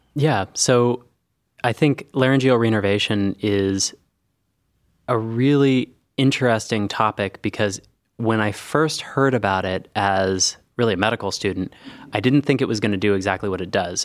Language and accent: English; Northern California, United States; moved away as an adult; now in Cleveland, United States; I grew up in Northern California